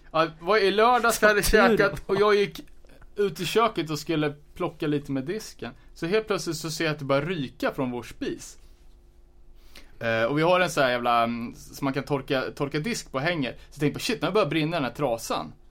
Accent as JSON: {"language": "Swedish", "region": "Örebro County", "country": "Sweden", "said": "Fast vi är ändå från Närke."}